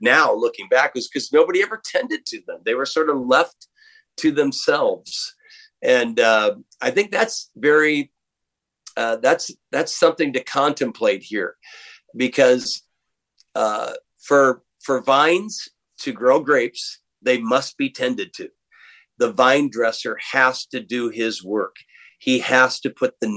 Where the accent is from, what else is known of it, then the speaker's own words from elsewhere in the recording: Waterloo, Iowa, United States; moved away; I'm from the Midwest. I'm from Waterloo, Iowa, and sort of a working town. I was a city boy.